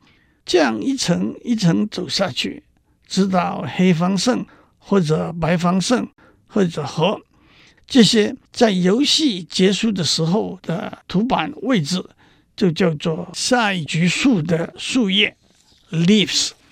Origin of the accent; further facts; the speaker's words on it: China; 讲到这里，让我指出，我们中国人的智慧也不在西方之下。